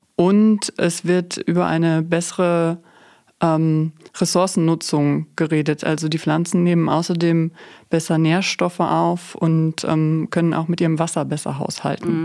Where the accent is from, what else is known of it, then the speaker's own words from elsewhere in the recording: Münsterland, North Rhine-Westphalia, Germany; ich komme hier aus dem Münsterland.